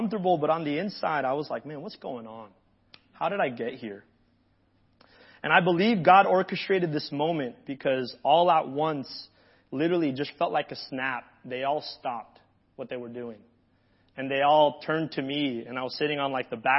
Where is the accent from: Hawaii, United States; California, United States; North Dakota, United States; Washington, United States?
Hawaii, United States; moved away; I grew up in Hawaii